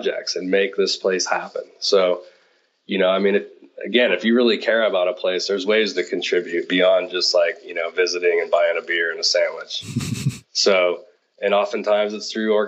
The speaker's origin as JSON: {"language": "English", "town": "Nevada City", "region": "California", "country": "United States", "tie": "born or raised there", "lives_now": "Downieville, United States", "said": "I grew up in Nevada City, which is a little bit south of Downieville"}